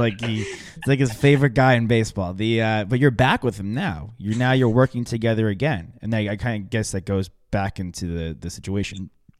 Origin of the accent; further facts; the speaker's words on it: New York, United States; You look like, I'm a New Yorker.